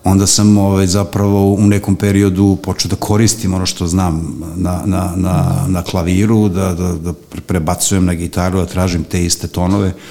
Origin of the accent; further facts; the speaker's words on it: Belgrade, Serbia; also born or lived in Banatski Karlovac, Banat; ja sam dete vračara tako što sam uh, od rođenja boravio na vračaru, a obzirom da sam rođen u Banatu